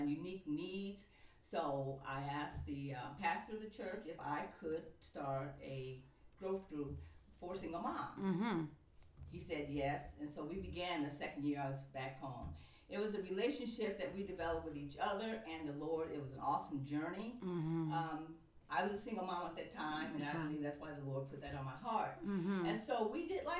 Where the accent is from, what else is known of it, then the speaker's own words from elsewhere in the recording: East Cleveland, Ohio, United States; moved away as an adult; also born or lived in Atlanta, Georgia; I grew up in East Cleveland